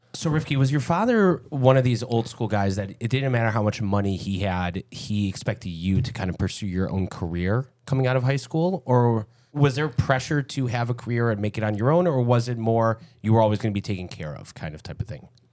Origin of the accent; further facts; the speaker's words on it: Lincolnwood, Illinois, United States; growing up in Lincolnwood a couple blocks away